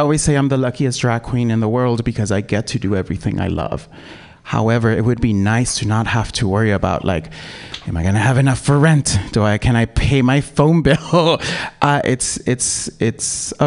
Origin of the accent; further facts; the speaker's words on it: Los Angeles, California, United States; moved away as an adult; now in San Francisco Bay Area, United States; I am originally from South Central